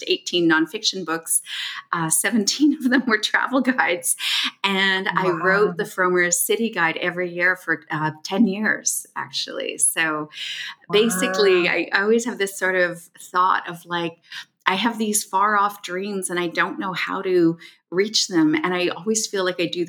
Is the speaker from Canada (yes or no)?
yes; Toronto, Ontario, Canada; my hometown, Toronto